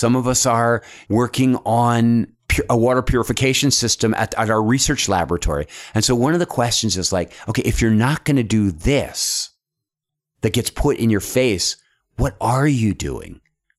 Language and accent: English; Philadelphia, Pennsylvania, United States; And then I'll say like, you know, I came from Philadelphia.